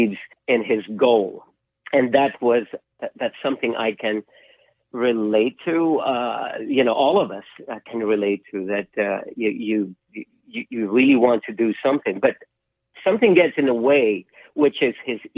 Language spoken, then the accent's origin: English; Philippines; moved away as an adult; also born or lived in London; now in United States; Growing up in the Philippines